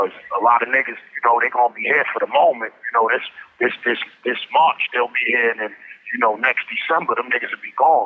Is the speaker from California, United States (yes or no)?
no; New York City, New York, United States; I'm from the East New York, we don't come from the culture of promoting that type of shit